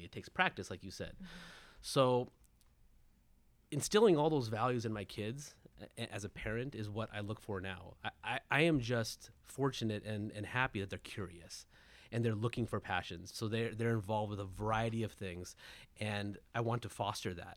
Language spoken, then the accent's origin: English; Southern California, United States; I was born and raised in Southern California